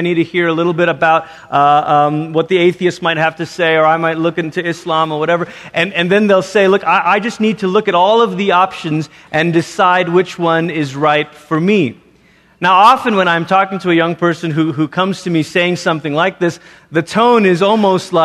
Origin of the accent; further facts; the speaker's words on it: Malaysia; moved away; growing up in Malaysia, as I did